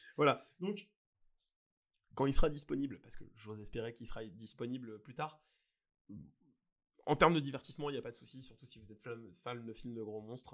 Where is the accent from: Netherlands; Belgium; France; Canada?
France; chez nous en France